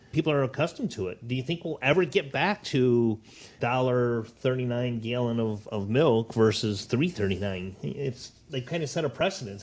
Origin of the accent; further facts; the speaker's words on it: Northwest Ohio, United States; also born or lived in Naples, Florida; born and raised in Northwest Ohio